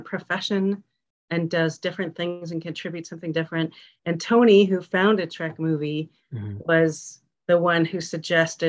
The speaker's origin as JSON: {"language": "English", "town": "Toronto", "region": "Ontario", "country": "Canada", "tie": "born or raised there", "said": "I grew up in Toronto"}